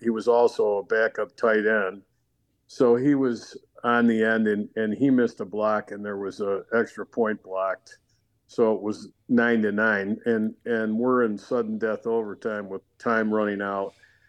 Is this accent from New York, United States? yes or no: yes; Rochester, New York, United States; moved away; I'm originally from Rochester, New York.